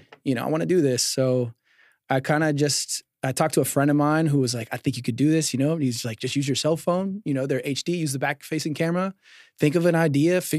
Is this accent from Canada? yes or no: no; Decatur, Georgia, United States; also born or lived in Norcross, Georgia / Snellville, Georgia; now in Dalton, United States; I was born in Decatur